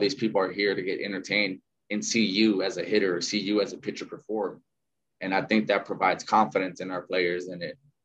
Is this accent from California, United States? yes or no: yes; South Gate, California, United States; moved away as an adult; also born or lived in Arizona; now in San Francisco, United States; I grew up in Southgate. So it's right next to Watts and Downey.